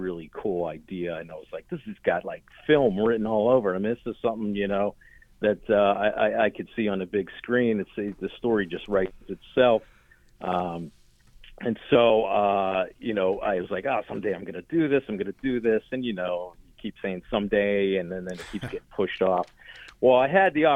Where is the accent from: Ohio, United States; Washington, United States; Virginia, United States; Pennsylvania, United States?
Pennsylvania, United States; Sharpsburg; I grew up in Sharpsburg. I am first generation American